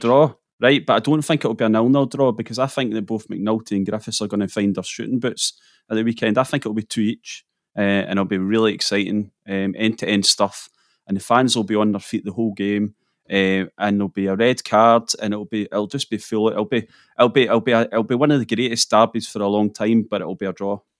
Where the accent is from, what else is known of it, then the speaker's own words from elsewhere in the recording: near Glasgow, Scotland, United Kingdom; moved away as an adult; also born or lived in Edinburgh; now in North East Scotland, United Kingdom; I grew up near Glasgow.